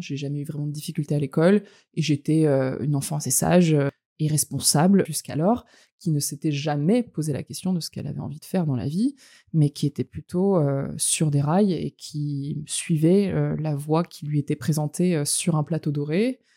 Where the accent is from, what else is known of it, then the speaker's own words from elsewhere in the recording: France; also born or lived in Montreal / Los Angeles; je suis française. J'ai grandi en France, mais pas que. J'ai eu, euh, trois ans d'expatriation entre Montréal et Los Angeles quand j'étais plus jeune